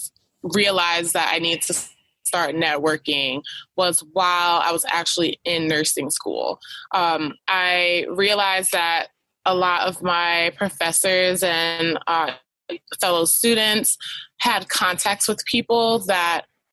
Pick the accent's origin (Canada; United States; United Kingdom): United States; New York; I'm from New York, where people don't really talk to each other when you don't know someone